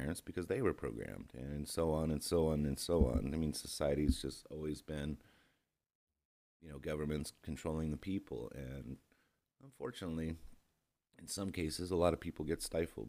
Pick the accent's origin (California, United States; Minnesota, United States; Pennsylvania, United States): California, United States; Long Beach; moved away as an adult; now in Austin, United States; I grew up in Long Beach, California in the early 70s, 80s, 90s.